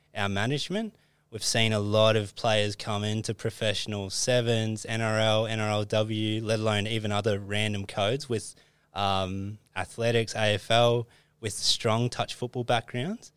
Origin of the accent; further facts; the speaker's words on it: Christchurch, Canterbury, New Zealand; moved away; growing up in Christchurch